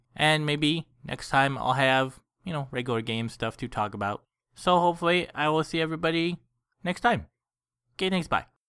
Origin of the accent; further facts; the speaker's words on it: Foster City, California, United States; the house we had at the time where I grew up was in Foster City